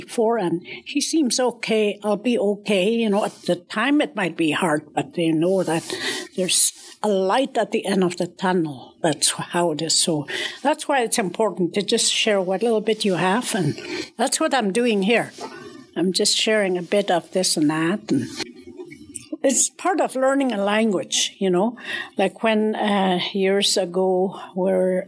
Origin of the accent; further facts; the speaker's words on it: Canada; I'm from the Peel River area